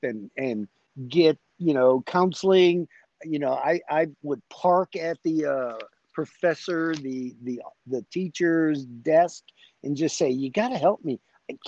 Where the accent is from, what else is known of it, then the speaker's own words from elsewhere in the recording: Chicago, Illinois, United States; moved away as an adult; I grew up in Chicago, inner city guy, working in steel mills